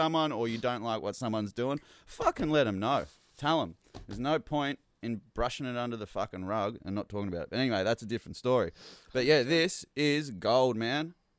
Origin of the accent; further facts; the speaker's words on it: Australia; I'm an Australian male